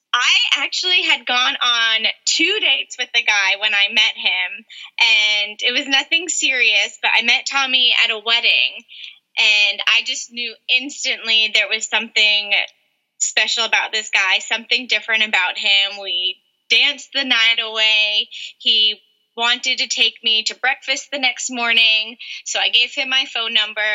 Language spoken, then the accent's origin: English; North Carolina, United States; moved away as an adult; also born or lived in New York; now in San Diego, United States; I was born in New York and then moved to North Carolina when I was eight years old. So I grew up in North Carolina